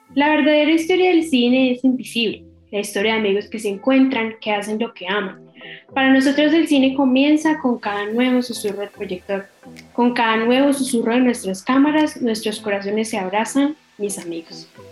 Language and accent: Spanish; Colombia; también soy de Colombia